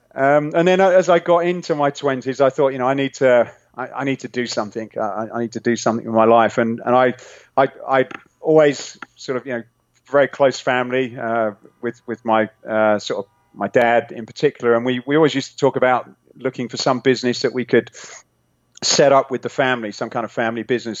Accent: England, United Kingdom; accent: British; moved away as an adult; now in California, United States; I'm I'm originally from England, nice. um, but living now in uh, sunny California

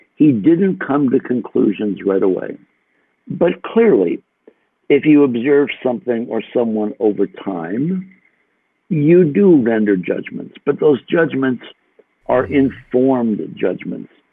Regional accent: United States; I'm an American

